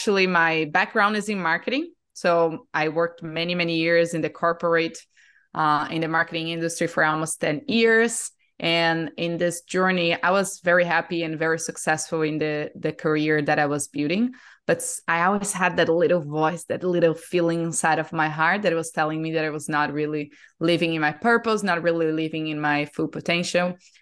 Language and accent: English; Brazil; moved away as an adult; now in Austin, United States; I am born and raised in Brazil. I was there my whole life and end up here in the US because of my now husband, who is American.